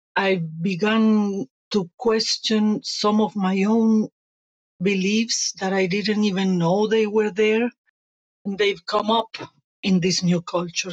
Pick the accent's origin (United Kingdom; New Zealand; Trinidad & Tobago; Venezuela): Venezuela; moved away as an adult; also born or lived in Italy; now in Spain; I was born in Italy, raised in Venezuela, and a year ago I migrated to Spain